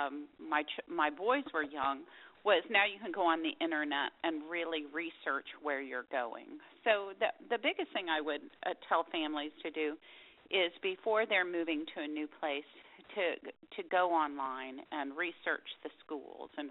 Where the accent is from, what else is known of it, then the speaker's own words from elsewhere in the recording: Dallas, Texas, United States; moved away as an adult; now in Austin, United States; I grew up in Dallas, and we never moved. I was in the same house my whole life until I went to college.